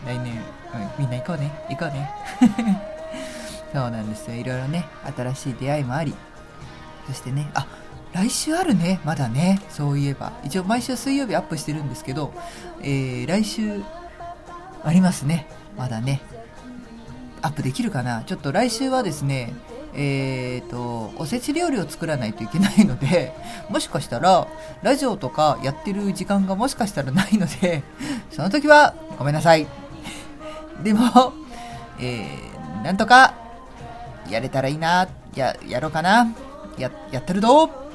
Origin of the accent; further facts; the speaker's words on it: Machida, Tokyo, Japan; 地元町田